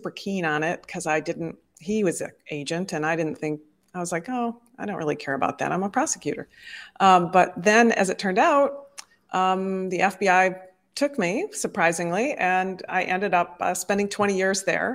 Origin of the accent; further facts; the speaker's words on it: Detroit, Michigan, United States; moved away as an adult; also born or lived in Chicago, Illinois; I actually am a product of Detroit, Michigan. I was raised up in the Midwest and in the upper Midwest in the States